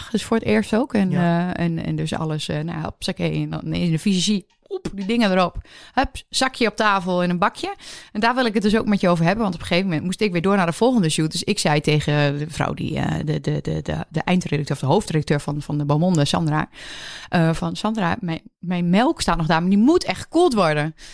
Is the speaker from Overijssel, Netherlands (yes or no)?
yes; Overijssel, Netherlands; Vind ik hem nou zo grappig omdat ik uit Twente kom?